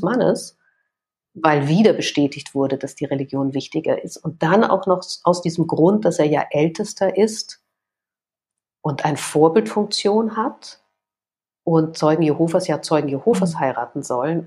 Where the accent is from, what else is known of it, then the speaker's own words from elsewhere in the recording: Vienna, Austria; Ich komme aus Wien